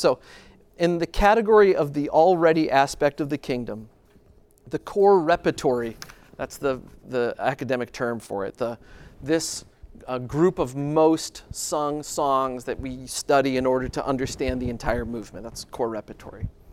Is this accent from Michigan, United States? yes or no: yes; Grand Rapids, Michigan, United States; I'm from Grand Rapids